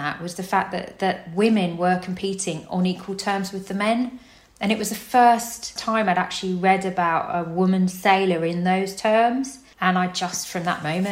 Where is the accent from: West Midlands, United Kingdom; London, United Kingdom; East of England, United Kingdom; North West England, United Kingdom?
East of England, United Kingdom; Cambridgeshire; now in Poole, United Kingdom; I grew up in Cambridgeshire, so completely landlocked